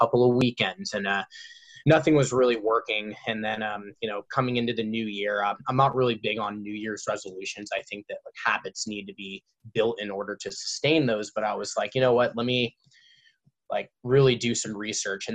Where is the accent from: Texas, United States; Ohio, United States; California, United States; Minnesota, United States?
California, United States; Orange County; I grew up in Orange County, so I have like all my friends around here